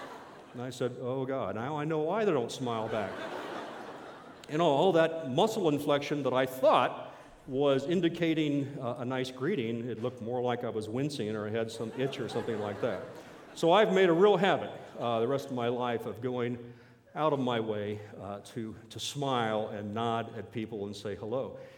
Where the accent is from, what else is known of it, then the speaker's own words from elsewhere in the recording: East Coast, United States; I came from the East Coast. There's a certain culture back in the Carolinas and Tennessees that I couldn't find here.